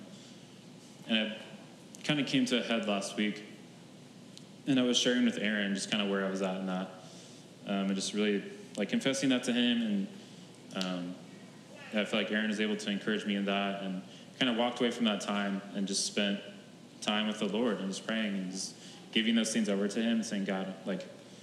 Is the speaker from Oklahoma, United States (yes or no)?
yes; Oklahoma, United States; moved away; my hometown in Oklahoma